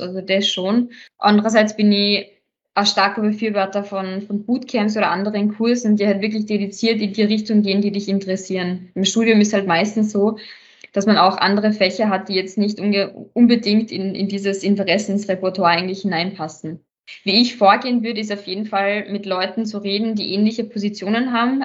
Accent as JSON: {"language": "German", "region": "Salzburg", "country": "Austria", "moved": "as an adult", "lives_now": "Vienna, Austria", "said": "ich bin ja auch nach Wien gezogen, ich bin ursprünglich aus Salzburg"}